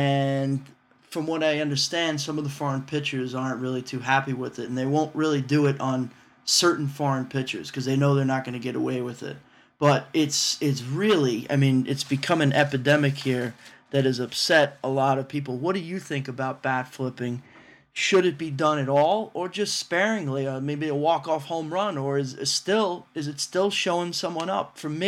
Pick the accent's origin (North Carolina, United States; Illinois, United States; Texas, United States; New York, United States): New York, United States; growing up in New York